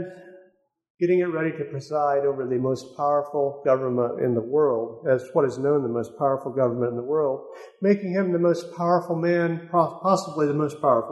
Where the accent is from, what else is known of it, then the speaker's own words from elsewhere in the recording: United States; as American people